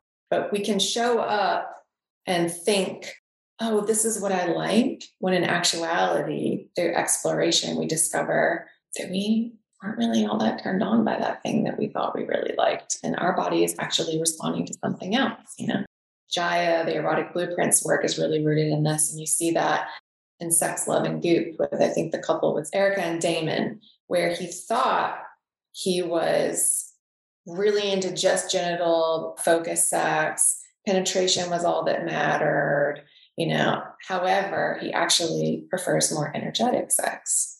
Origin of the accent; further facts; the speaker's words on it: the South, United States; accent: Southern; And when my Southern accent comes out, like in one of my archetypes, and when that comes out, my partner's like, oh, fuck.